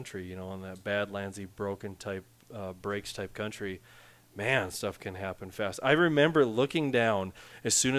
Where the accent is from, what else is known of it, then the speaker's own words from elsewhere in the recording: Western North Dakota, United States; I'm from Western North Dakota